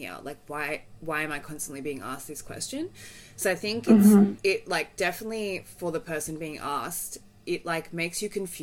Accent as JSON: {"language": "English", "town": "Melbourne", "region": "Victoria", "country": "Australia", "tie": "born or raised there", "said": "I was raised in Australia, you know, in Bayside, St. Kilda."}